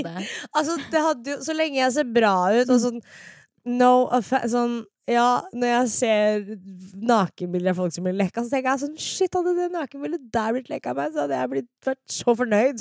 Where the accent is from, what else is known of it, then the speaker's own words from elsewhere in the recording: Fredrikstad, Østfold, Norway; moved away; sånn har vi det i Fredrikstad